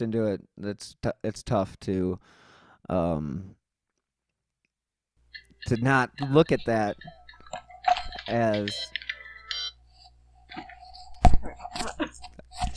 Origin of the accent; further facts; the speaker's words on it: Cleveland, Ohio, United States; I'm from Cleveland